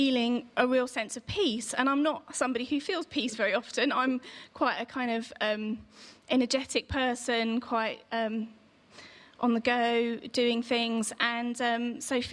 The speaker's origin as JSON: {"language": "English", "town": "Aldershot", "region": "South East England", "country": "United Kingdom", "tie": "born or raised there", "said": "I was born in Aldershot in Hampshire and went to a local Anglican church called Ascension."}